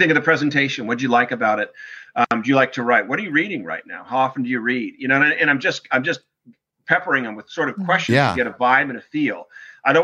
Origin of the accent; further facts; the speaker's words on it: Newport Beach, California, United States; I grew up in Newport Beach, California